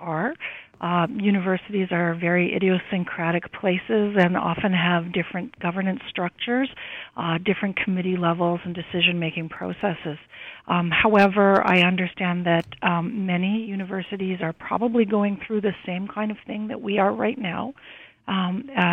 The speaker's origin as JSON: {"language": "English", "town": "Saskatoon", "region": "Saskatchewan", "country": "Canada", "tie": "born or raised there", "moved": "yes", "said": "I was born in Saskatoon"}